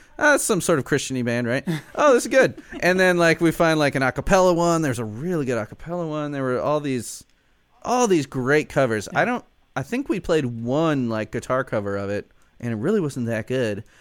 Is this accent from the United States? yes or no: yes; Chicago, Illinois, United States; I'm from Chicago